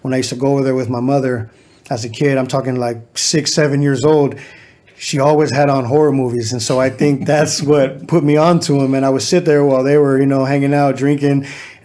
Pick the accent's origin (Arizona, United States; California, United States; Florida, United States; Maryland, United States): California, United States; Riverside; Riverside, born and raised